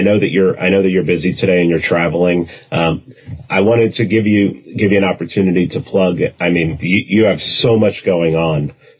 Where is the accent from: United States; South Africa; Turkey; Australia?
United States; New York; I'm from New York